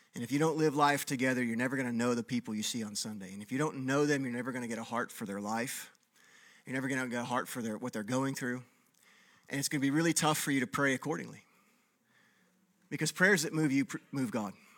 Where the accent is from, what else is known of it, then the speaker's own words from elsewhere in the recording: Texas, United States; moved away; I grew up in Texas where there was no ice